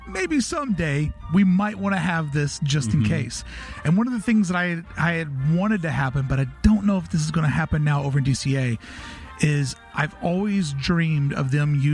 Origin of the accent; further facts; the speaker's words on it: the South, United States; moved away; I'm from the South